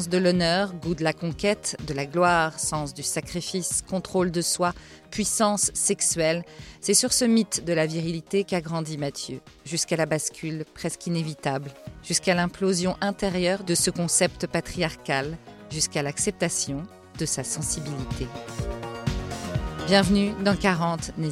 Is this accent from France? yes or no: no; Lebanon; born there; Je suis né en 74 au Liban, un pays à l'époque magnifique où mes parents se sont rencontrés et ont vécu euh, parmi leurs plus belles années.